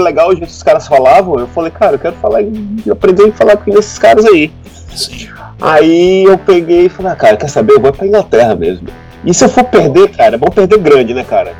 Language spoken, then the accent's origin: Portuguese; Acre, Brazil; moved away as an adult; also born or lived in Manaus, Amazonas / Londrina, Paraná; now in London, United Kingdom; eu nasci mesmo em Manaus, né? Ah, pode. Então, Manaus, Amazonas. É, mas aí minha mãe foi, foi pro Acre trabalhar, então a minha adolescência é, puberdade, adolescência, começo da vida adulta foi na, na, no Acre